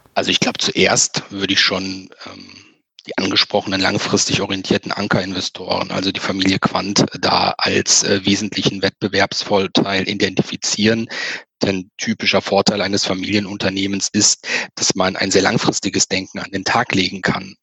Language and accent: German; Germany; bei uns in Deutschland